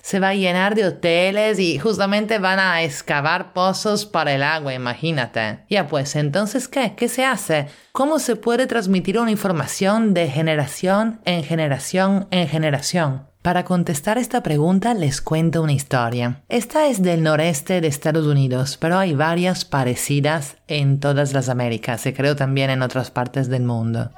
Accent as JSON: {"language": "Spanish", "country": "Italy", "moved": "yes", "lives_now": "Lima, Peru", "said": "italiana en Lima"}